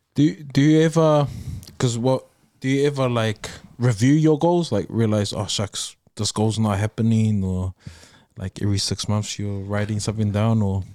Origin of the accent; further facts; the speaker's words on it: Auckland, New Zealand; we're from New Zealand, we're South